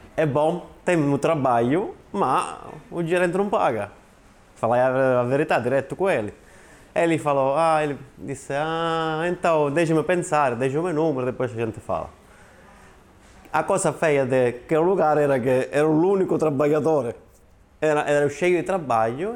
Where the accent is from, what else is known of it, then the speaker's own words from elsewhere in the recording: Calabria, Italy; Portuguese is a second language; moved away as an adult; also born or lived in Milan / Australia; now in Portugal; eu sou da Calabria.